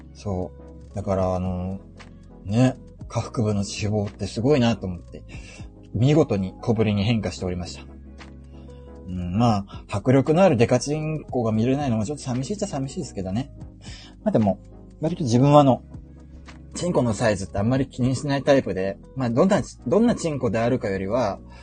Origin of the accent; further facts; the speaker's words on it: Fukuoka, Japan; also born or lived in Yamaguchi / Tokyo; 福岡は、あのー、ふるさとなんで、あのー、よく福岡に帰ってたんですよね